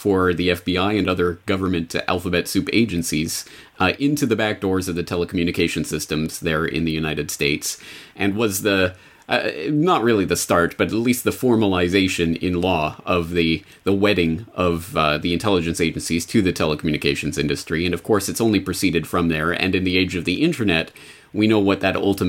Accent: Canada; moved away as an adult; now in Japan; I'm a Canadian who's been living in Japan for 14 years now

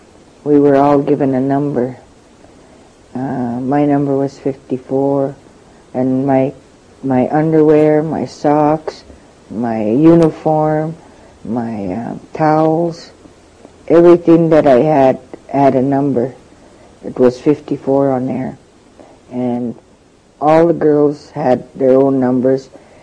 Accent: Oliver, British Columbia, Canada; I'm from the Osuyas Indian Band in Oliver, B.C.

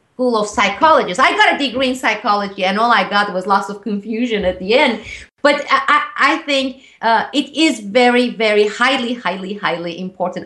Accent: Turkey; moved away; growing up in Turkey

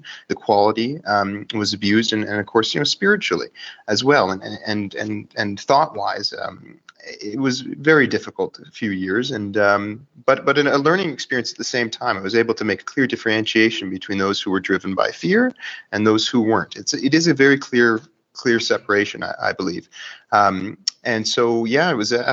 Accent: Vancouver Island, British Columbia, Canada; moved away as an adult; also born or lived in Victoria; now in Calgary, Canada; I'm from Vancouver Island, Canada

